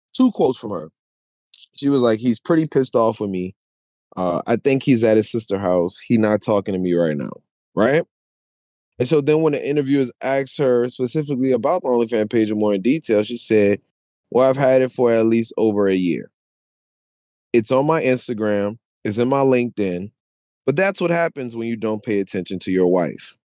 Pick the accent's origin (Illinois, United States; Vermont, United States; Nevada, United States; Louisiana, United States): Louisiana, United States; New Orleans; I'm from New Orleans